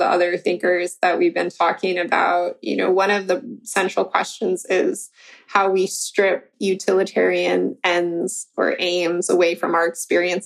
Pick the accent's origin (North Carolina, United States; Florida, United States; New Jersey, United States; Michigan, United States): Michigan, United States; I'm from Michigan